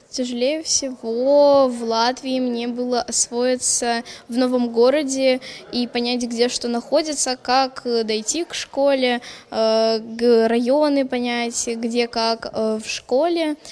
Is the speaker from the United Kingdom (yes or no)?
no; Ukraine; Latvian is a second language; now in Liepāja, Latvia; es esmu no Ukraiņa